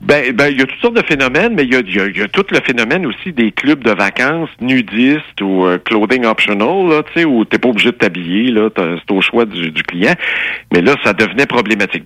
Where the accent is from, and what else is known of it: Saint-Rémy, Quebec, Canada; born or raised there